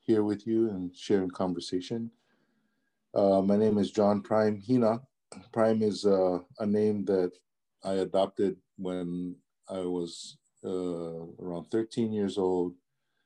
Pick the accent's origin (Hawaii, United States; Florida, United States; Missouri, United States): Hawaii, United States; Honolulu; English is a second language; also born or lived in American Samoa; I grew up Pali Highway, went to school in town, and yeah, just spent all of my life on the island of Oahu